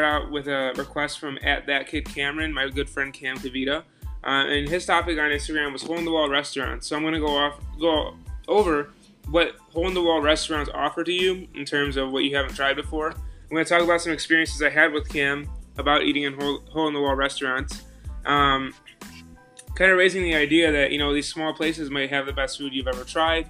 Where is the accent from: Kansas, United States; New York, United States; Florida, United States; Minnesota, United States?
New York, United States; Buffalo; I'm from Buffalo, New York